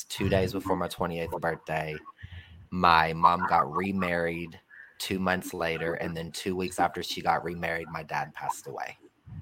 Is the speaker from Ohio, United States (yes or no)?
yes; Ohio, United States; moved away as an adult; also born or lived in California; I went all the way to California, and I'm from Ohio